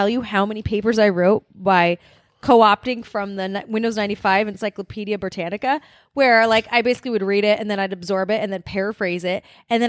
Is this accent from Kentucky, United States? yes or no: no; California, United States; Like, well, I grew up in Southern California, guys.